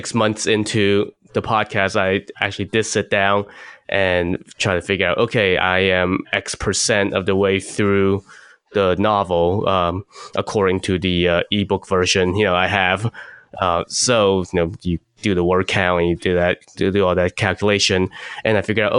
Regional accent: China; moved away; when I was a kid growing up in China

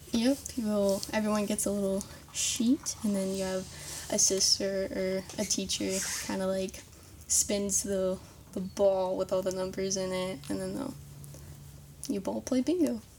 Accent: Greensburg, Indiana, United States; I'm from Greensburg, Indiana, and I went to St. Mary's Greensburg Middle School and Elementary School

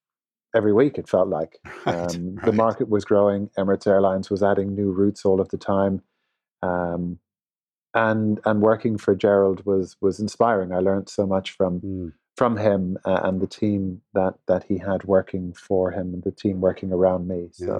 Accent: Dublin, Leinster, Ireland; born there; as an Irishman, I'm very proud to be Irish and to have my first CEO role based in Dublin, the town of my birth, was very special.

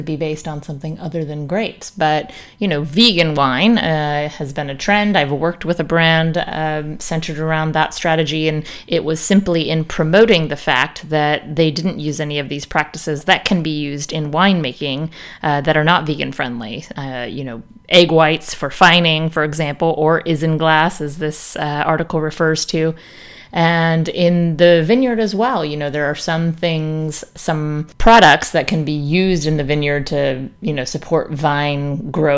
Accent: northern California, United States; Somewhat near my hometown

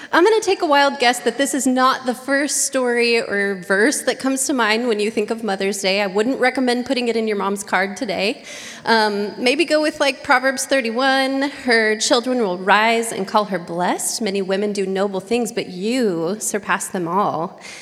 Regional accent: Oregon, United States; moved away as an adult; now in San Diego, United States; I had stayed in my hometown

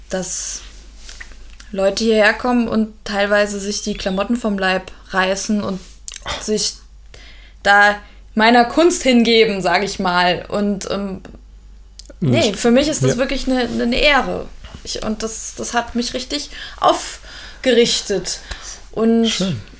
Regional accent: Dresden, Saxony, Germany; born there; weil ich bin ja in Dresden geboren und meine Oma ist 80

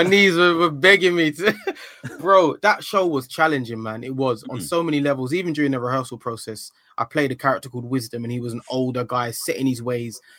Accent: London, United Kingdom; also born or lived in Ilford; when I grew up in Hackney

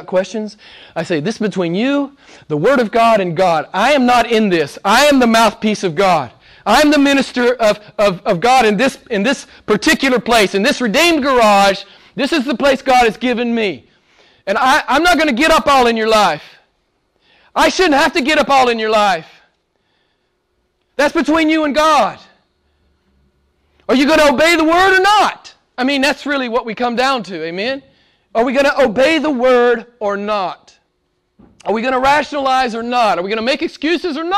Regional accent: United States; moved away; I'm an American

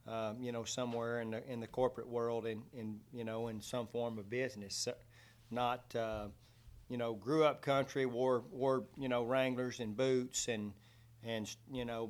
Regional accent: Mart, Texas, United States; now in Brownwood, United States; just slightly east, a little small community, Mart, Texas, which no one knows of unless you followed high school football

